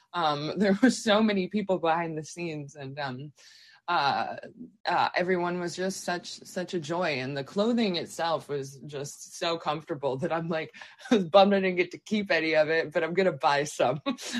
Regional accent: the Berkshires, Massachusetts, United States; now in New York City, United States; I'm going to go visit my family up in the Berkshires. I'm from the Berkshires in Massachusetts.

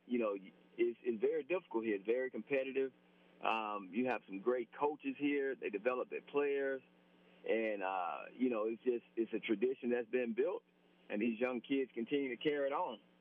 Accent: Mobile, Alabama, United States; my hometown. You know, I'm, I'm a proud Mobilian

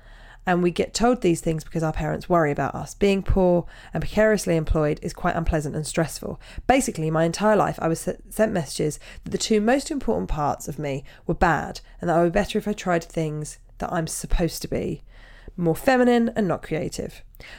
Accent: Canada; also born or lived in United Kingdom; I'm Canadian and have lived in the UK

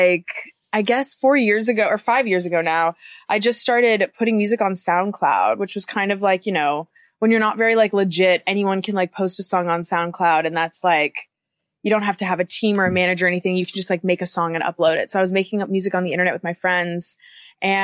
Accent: St. Louis, Missouri, United States; moved away; I grew up in St. Louis, Missouri, in like just like a random suburb. It was called Kirkwood

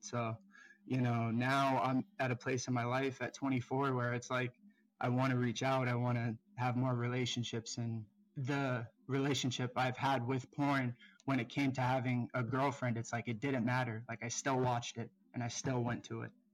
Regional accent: South Florida, United States; I'm twenty-four, um, I'm from South Florida

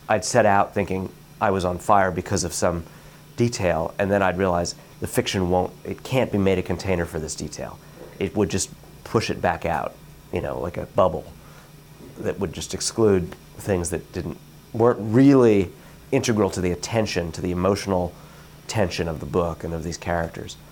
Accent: New York City, New York, United States; i didn't feel american i felt like a maybe a new yorker probably only a Brooklynite

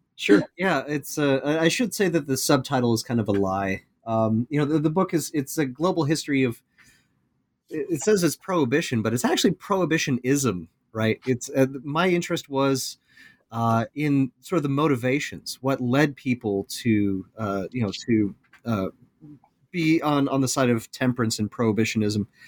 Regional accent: Iowa, United States; moved away; I'm originally from the Midwest, from Iowa

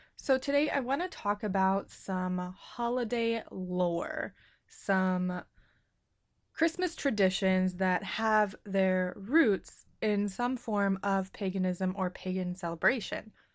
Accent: United States; I'm American and in our schools, we're not taught about other cultures

